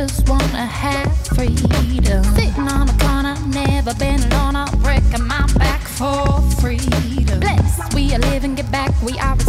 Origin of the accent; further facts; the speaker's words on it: Indianapolis, Indiana, United States; I grew up in Indianapolis